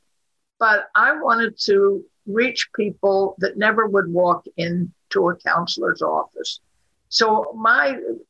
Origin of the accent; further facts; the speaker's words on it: Pittsburgh, Pennsylvania, United States; also born or lived in Washington; now in Sarasota, United States; I grew up there and have a great deal of affection for Pittsburgh